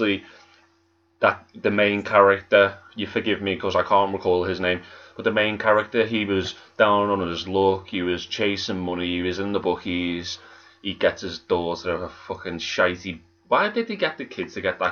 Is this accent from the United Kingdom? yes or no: yes; Birkenhead, North West England, United Kingdom; we're Northern Monkeys from Birkenhead.